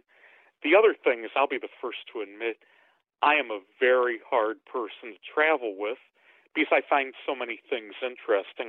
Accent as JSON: {"language": "English", "town": "St. Louis", "region": "Missouri", "country": "United States", "tie": "born or raised there", "lives_now": "Hazelwood, United States", "said": "growing up in St. Louis"}